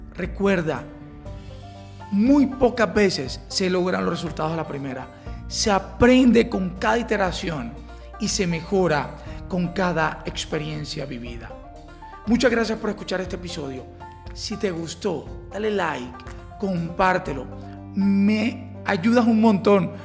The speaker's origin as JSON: {"language": "Spanish", "country": "Colombia", "said": "como colombianos"}